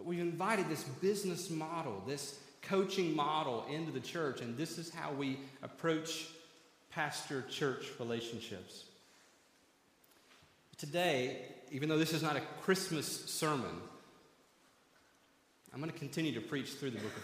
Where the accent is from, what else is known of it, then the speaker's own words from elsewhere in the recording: 30 minutes outside of Knoxville, Tennessee, United States; I grew up 30 minutes outside of Knoxville, Tennessee